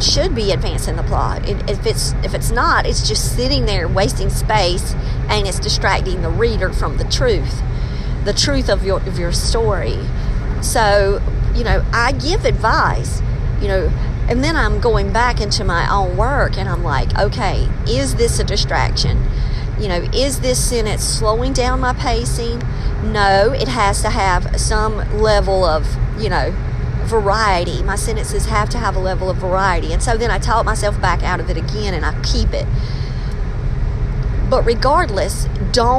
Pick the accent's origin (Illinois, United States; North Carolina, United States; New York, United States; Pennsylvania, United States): North Carolina, United States; Maxton; I'm from Maxton